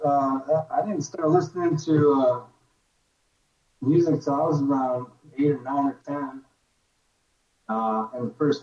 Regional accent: Chicago, Illinois, United States; I grew up in Chicago.

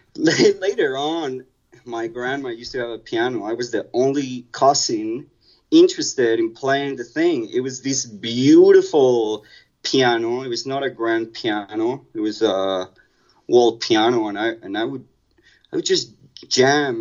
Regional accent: Mexico City, Mexico; I grew up in Mexico City, so a lot of my childhood was spent commuting

